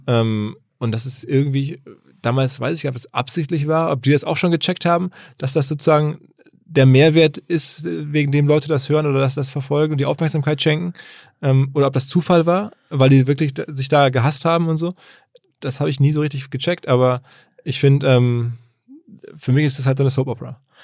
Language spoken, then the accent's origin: German; Essen, North Rhine-Westphalia, Germany; ich komme aus Essen